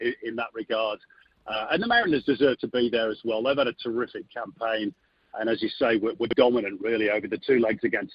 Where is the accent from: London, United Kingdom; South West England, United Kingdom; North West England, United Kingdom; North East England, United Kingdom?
North West England, United Kingdom; Manchester; I'm from Manchester, so I was born there.